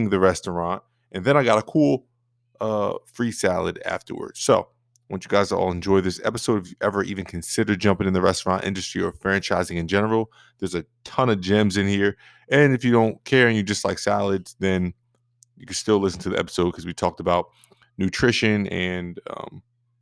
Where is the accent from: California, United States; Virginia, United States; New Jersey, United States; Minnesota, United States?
New Jersey, United States; Somerville; also born or lived in Florida; I was born and raised in Somerville, New Jersey